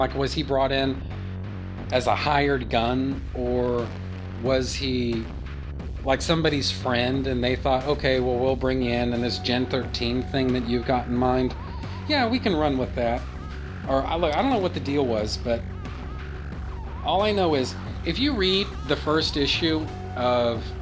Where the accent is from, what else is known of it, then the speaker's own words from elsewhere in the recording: Texas, United States; I'm from Texas.